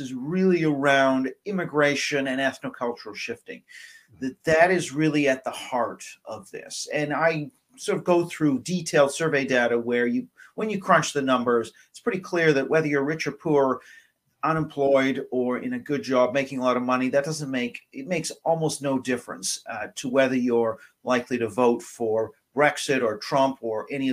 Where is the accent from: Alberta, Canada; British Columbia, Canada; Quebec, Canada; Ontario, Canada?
British Columbia, Canada; Vancouver; moved away as an adult; now in England, United Kingdom; I've been in England for over 25 years, but I am Canadian